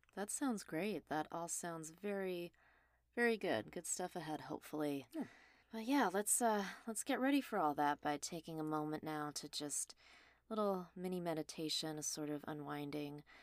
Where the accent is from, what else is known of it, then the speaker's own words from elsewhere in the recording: Los Angeles, California, United States; also born or lived in Mount Washington, Los Angeles / Glendale; The first house I lived in was in Mount Washington, then we briefly moved to Glendale, but I would say I grew up in the Mulholland House on Mulholland Drive, so overlooking Sherman Oaks